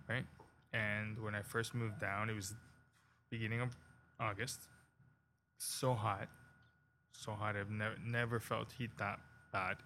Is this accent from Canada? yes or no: yes; Toronto, Ontario, Canada; moved away as an adult; now in Cayman Islands; I grew up in Canada, right? And then I moved down to the Cayman Islands to open a Mexican restaurant.